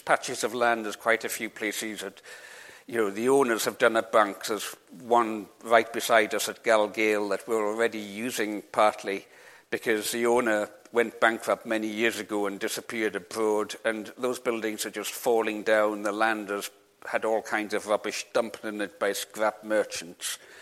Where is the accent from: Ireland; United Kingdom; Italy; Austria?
United Kingdom; England; also born or lived in Isle of Lewis; I was born in England, my mother's English